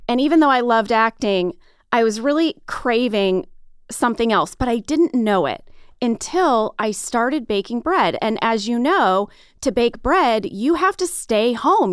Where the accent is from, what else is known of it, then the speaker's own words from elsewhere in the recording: St. Louis, Missouri, United States; moved away as an adult; I grew up in Saint Louis, Missouri